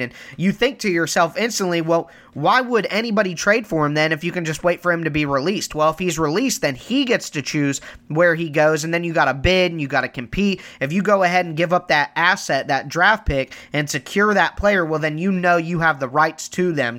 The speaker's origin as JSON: {"language": "English", "region": "Ohio", "country": "United States", "said": "I am from Ohio."}